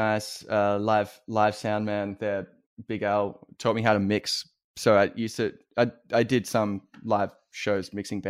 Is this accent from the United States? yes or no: no; Victoria, Australia; also born or lived in Wangaratta / Anglesea; So I grew up outside of Melbourne. I grew up I moved around several places. I lived in, if there are any Australian listeners, I lived in Wangaratta, which is like a country town.